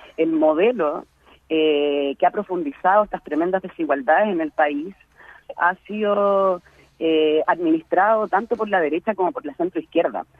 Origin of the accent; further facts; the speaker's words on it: Chile; moved away as an adult; now in Berkeley, United States; aquí como chilenos en la diáspora, especialmente en Berkeley, hay una comunidad muy importante de chilenos exiliados, como también chilenos que llegamos a estudiar o a trabajar